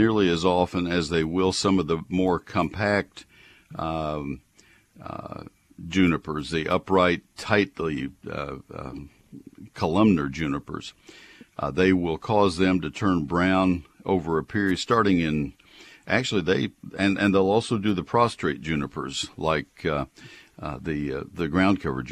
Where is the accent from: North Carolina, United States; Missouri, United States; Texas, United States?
Texas, United States; Brazos County; also born or lived in Collin County, Texas; I have 150 on my property in Collin County, which is not exactly Brazos County, but I grew up in Brazos County